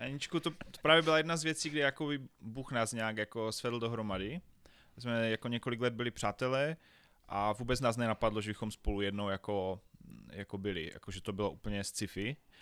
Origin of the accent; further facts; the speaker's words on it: Havířov, Moravian-Silesian Region, Czechia; Já jsem se narodil ve velkom městě Havířov, což je na východě České republiky